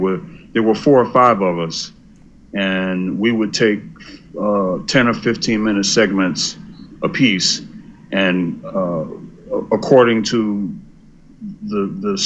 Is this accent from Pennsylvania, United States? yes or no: yes; Philadelphia, Pennsylvania, United States; I was born and raised in West Philadelphia.